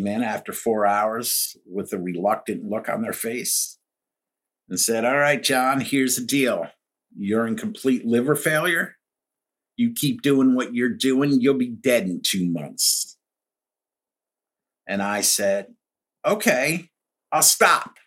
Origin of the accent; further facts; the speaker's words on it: Pelham, New York, United States; also born or lived in Greenwich, Connecticut / Baltimore, Maryland; now in Chesapeake Bay, Maryland, United States; I grew up in New York in a town called Pelham right outside the Bronx